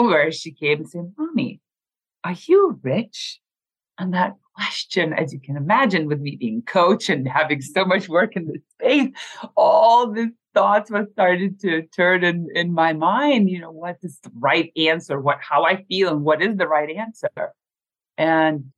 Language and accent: English; Lithuania; moved away as an adult; growing up in Lithuania at the age of 8 or 9 when we were in the Soviet Union, we never had that much